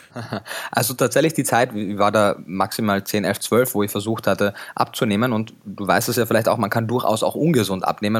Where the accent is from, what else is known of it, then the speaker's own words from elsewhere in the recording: Klagenfurt, Carinthia, Austria; moved away as an adult; now in Germany; Ich bin ursprünglich in Kärnten geboren, in Klagenfurt am Wörthersee